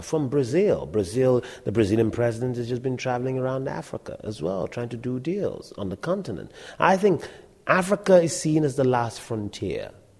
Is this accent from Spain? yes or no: no; United Kingdom; It's the British. You know, we're British ourselves